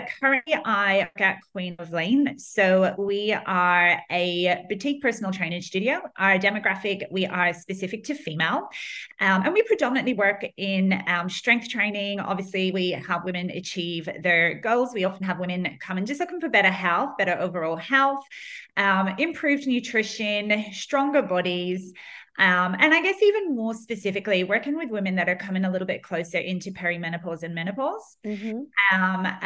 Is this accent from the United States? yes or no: no; Ireland; moved away as an adult; now in Australia; I grew up in Ireland and came out to Australia probably about 14 years ago